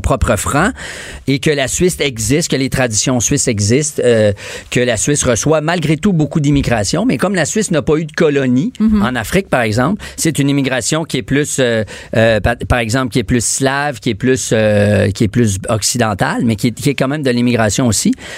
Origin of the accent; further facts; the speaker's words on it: Quebec City, Quebec, Canada; Je viens de Québec